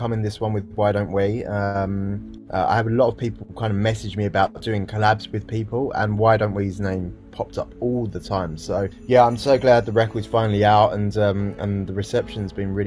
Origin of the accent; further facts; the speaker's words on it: United Kingdom; a British guy